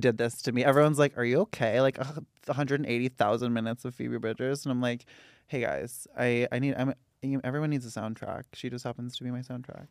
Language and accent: English; Santa Rosa, California, United States; I'm from Santa Rosa, California